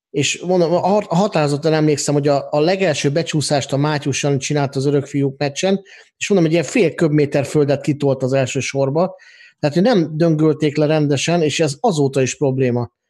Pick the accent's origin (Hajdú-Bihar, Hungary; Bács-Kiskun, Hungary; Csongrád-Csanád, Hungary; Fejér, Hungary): Hajdú-Bihar, Hungary; Debrecen; ami engem debreceniként felháborított volna